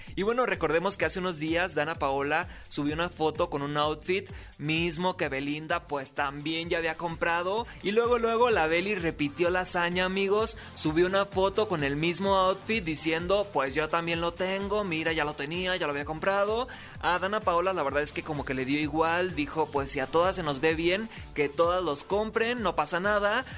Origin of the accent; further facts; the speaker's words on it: Sinaloa, Mexico; Soy TikToker, soy locutor, soy sinaloense